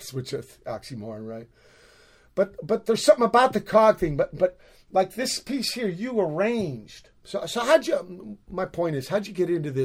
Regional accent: Virginia, United States; now in San Pedro, United States; I was born in Virginia too

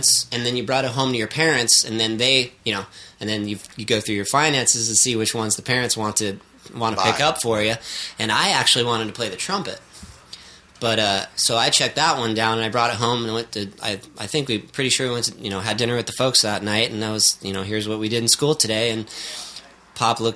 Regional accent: Pequannock, Connecticut, United States; also born or lived in Hartford, Connecticut; now in San Francisco, United States; I was born in Hartford, Connecticut, and I grew up in this small town called Pequannock.

